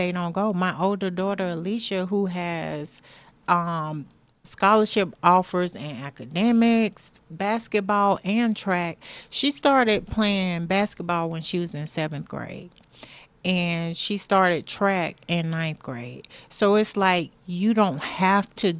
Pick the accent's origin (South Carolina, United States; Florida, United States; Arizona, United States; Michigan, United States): Florida, United States; we're from Florida, and in Florida you had to play tackle football at 6 years old.